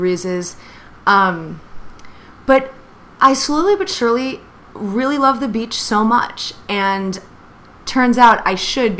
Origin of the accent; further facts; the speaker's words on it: Lake Michigan, Midwest, United States; now in New York City, United States; growing up on Lake Michigan